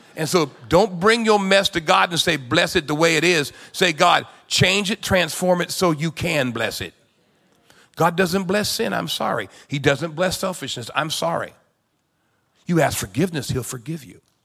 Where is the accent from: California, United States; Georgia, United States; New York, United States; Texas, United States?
California, United States; San Diego; I grew up in California, in San Diego